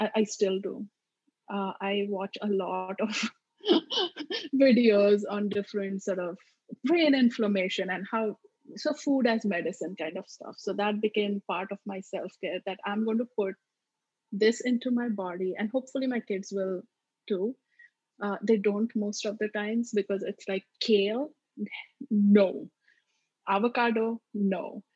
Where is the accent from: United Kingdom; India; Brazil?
India; Maharashtra; accent: Maharashtrian; first language Marathi; English is a second language; moved away as an adult; now in United States; my mother tongue, which is Marathi, this is the way we speak. So it's not even your typical quote unquote Indian accent. It's much more sort of Maharashtrian accent.